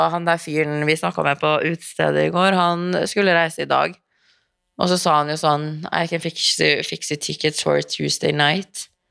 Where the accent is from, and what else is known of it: Norway; moved away as an adult; also born or lived in Los Angeles, United States